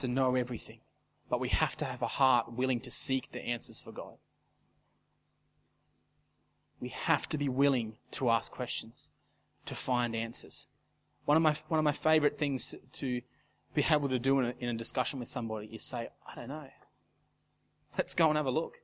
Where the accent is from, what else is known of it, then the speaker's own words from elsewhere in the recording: Casino, New South Wales, Australia; can anything good come out of a casino? That's my hometown